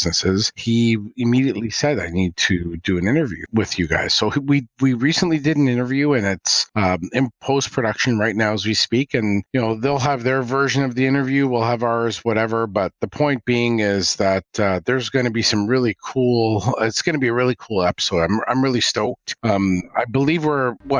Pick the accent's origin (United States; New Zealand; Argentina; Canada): Canada; as the Canadian